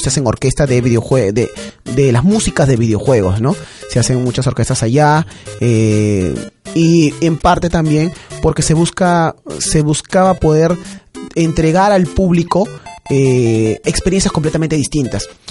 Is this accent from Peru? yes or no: yes; Peru; en el Perú